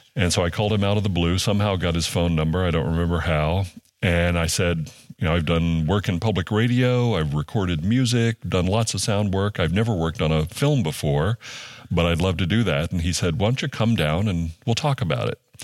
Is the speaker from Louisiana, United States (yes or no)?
yes; Louisiana, United States; moved away; also born or lived in Ohio; I grew up in Louisiana and often in, uh, rural places.